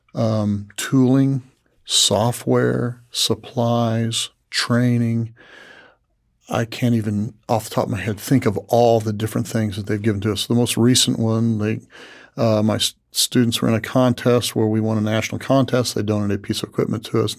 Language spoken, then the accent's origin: English; Tuscola, Illinois, United States; Tuscola, my hometown